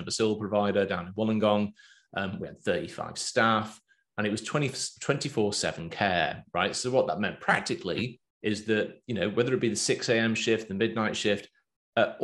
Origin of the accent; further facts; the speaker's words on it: England, United Kingdom; accent: Pommy; moved away as an adult; now in Australia; I've got my Pommy accent. I sound like an Englishman. Been there 12 years now.